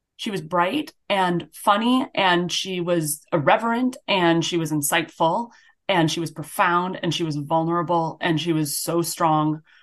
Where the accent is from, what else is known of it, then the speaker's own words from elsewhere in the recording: Grand Island, New York, United States; now in Midwest, United States; I grew up on Grand Island, and I attended Whitehaven Road Baptist Church